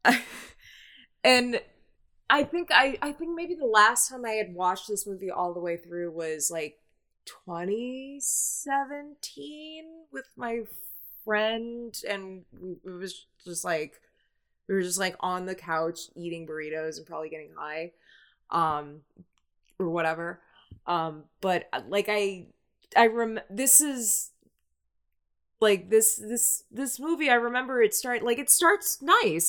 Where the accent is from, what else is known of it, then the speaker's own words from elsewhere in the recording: United States; as an American